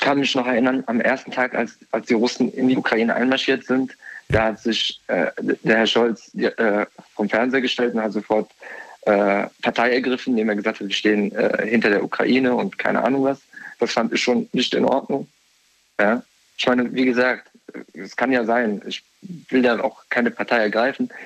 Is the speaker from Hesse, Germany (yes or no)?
yes; near Frankfurt, Hesse, Germany; ich komme aus der Umgebung von Frankfurt